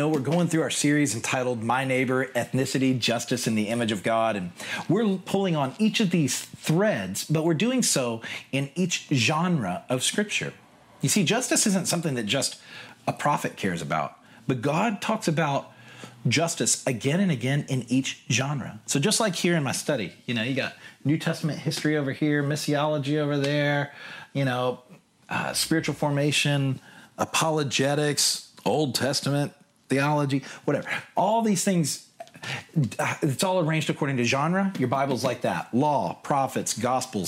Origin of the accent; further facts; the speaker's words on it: United States; also born or lived in London; now in Seattle, United States; I'm from America